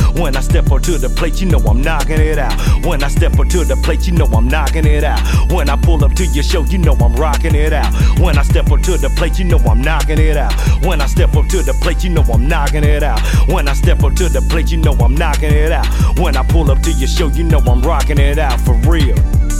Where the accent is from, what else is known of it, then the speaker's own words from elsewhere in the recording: the South, United States; I was from the South too, so a lot of that stuff was embedded in me.